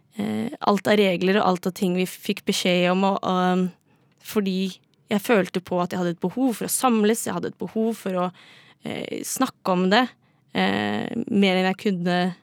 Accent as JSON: {"language": "Norwegian", "town": "Drammen", "region": "Buskerud", "country": "Norway", "moved": "yes", "lives_now": "Oslo, Norway", "said": "er fra Drammen"}